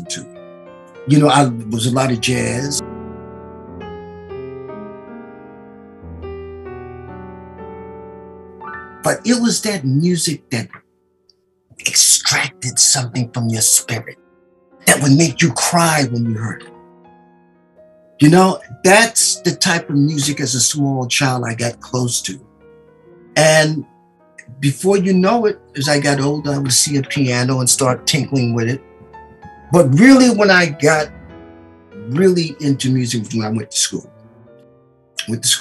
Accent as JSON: {"language": "English", "town": "New York City", "region": "New York", "country": "United States", "tie": "born or raised there", "said": "I was born in New York City. I lived on a 118th Street between Lenox and Fifth at that time"}